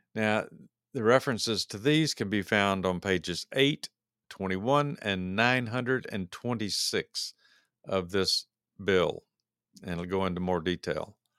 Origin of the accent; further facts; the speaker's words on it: United States; we as American, uh, voters and taxpayers